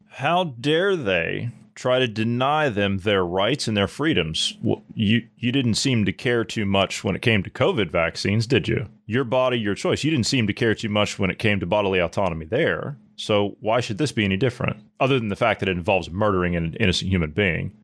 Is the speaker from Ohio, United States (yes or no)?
yes; Ohio, United States; my home state of Ohio